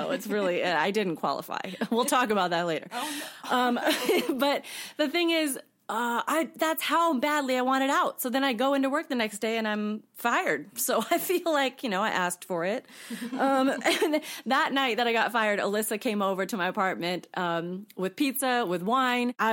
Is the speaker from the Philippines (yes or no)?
no; Washington, United States; also born or lived in Colorado; um, so, I was born in Colorado. I grew up mainly in Washington state, and I lived abroad in multiple countries growing up with my parents and my little brother.